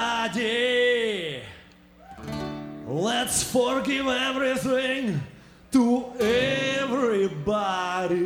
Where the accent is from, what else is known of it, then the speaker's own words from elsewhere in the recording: Ukraine; I'm from Ukraine